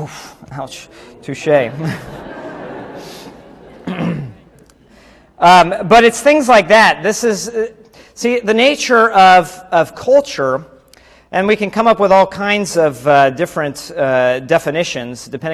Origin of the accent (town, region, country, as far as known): United States; now in Mexico